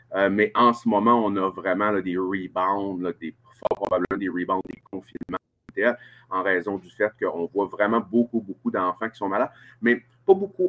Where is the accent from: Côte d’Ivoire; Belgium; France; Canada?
Canada; Chicoutimi, Quebec; accent: Saguenay-Lac-Saint-Jean; je suis né à Chicoutimi, je suis originaire de Chicoutimi